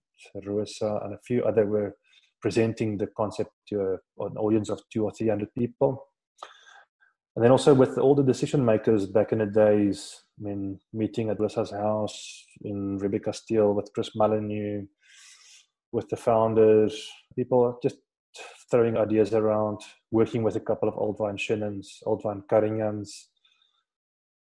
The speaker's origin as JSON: {"language": "English", "area": "Swartland", "region": "Western Cape", "country": "South Africa", "tie": "born or raised there", "also_born_or_lived": "Stellenbosch", "said": "I grew up in this region called Swartland. It's north of Cape Town."}